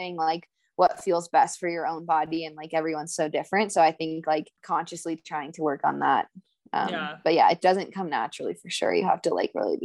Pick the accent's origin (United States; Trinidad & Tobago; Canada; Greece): United States; Colorado; I'm from Colorado